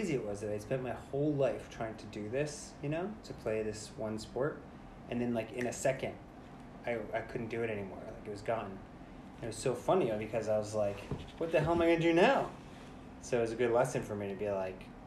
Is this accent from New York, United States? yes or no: yes; New York City, New York, United States; I was born in the Bronx, New York